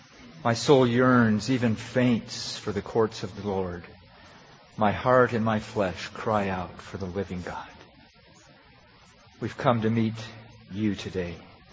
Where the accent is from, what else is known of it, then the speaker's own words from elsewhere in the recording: Pakistan; And I have a good friend that I grew up with in Pakistan.